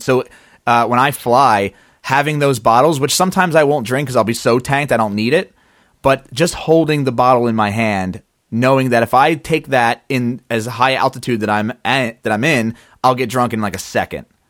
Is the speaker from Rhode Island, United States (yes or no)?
no; Philadelphia, Pennsylvania, United States; I'm from Philadelphia